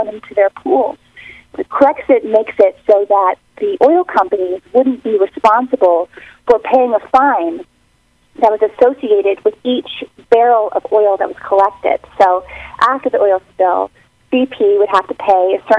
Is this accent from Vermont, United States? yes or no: yes; Vermont, United States; also born or lived in Ohio; I grew up in Vermont. I'm from Ohio.